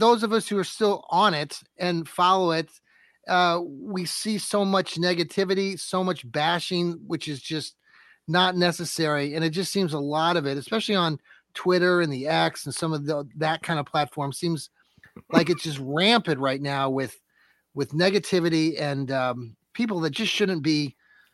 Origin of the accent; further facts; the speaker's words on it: Wooster, Ohio, United States; I got interested in radio when I was growing up in Wooster, Ohio